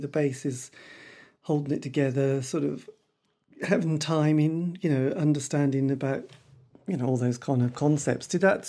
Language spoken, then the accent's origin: English; East Anglia, East of England, United Kingdom; because I come from the East Anglian region